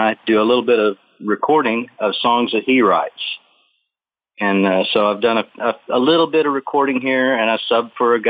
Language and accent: English; Oklahoma, United States; moved away; also born or lived in Boulder, Colorado; I grew up in Oklahoma and kind of a hick